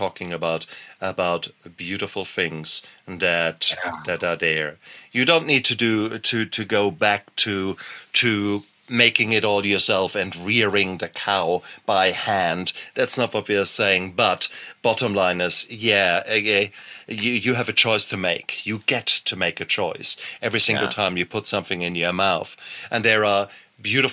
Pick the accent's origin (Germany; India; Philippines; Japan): Germany; moved away; I come from Germany